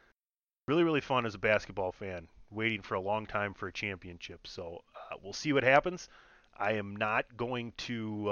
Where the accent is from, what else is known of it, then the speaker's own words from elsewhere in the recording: Southeast Wisconsin, United States; growing up in Southeast Wisconsin and being a fan of the Milwaukee Bucks